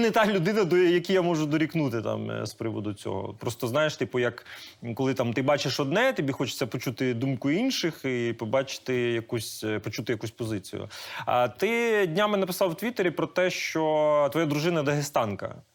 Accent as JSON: {"language": "Ukrainian", "country": "Ukraine", "first_language": "Russian", "second_language": "Ukrainian", "said": "я російськомовна з російськомовної родини і. І моя дружина, вона з Черкащини, але це там не українська, це ближче до суржика. Але з часом ми прийняли рішення, що типу, ну оскільки ми українці, ми маємо знати мову"}